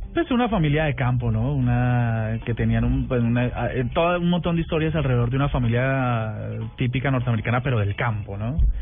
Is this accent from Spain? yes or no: no; Colombia; nosotros como colombianos